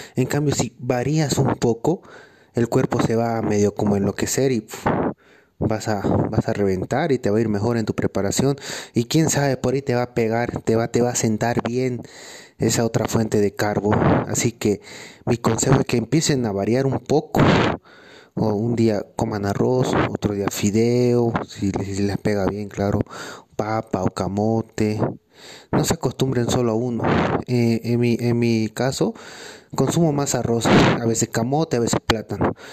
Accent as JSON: {"language": "Spanish", "country": "Bolivia", "said": "Soy competidor boliviano"}